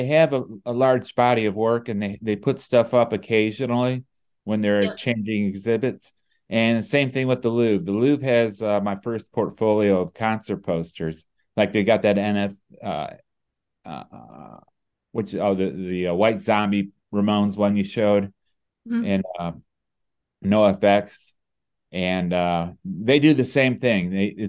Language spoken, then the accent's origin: English; Cleveland, Ohio, United States; also born or lived in Detroit; I grew up in the Cleveland area, Cleveland, Ohio, and yes, I do. I still live here.